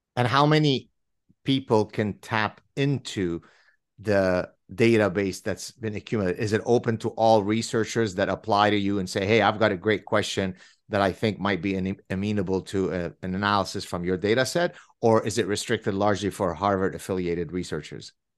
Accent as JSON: {"language": "English", "region": "French Canada", "country": "Canada", "said": "I come from French Canada"}